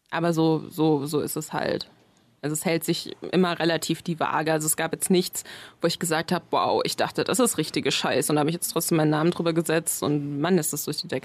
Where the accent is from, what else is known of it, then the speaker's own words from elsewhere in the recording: Berlin, Germany; also born or lived in Bayreuth; ich ja nicht aus Bayreuth komme, sondern wir da irgendwann hingezogen sind und ich so große Teile meiner Kindheit eben auch in Berlin verliebt habe, wusste jemand, dass ich zurück möchte.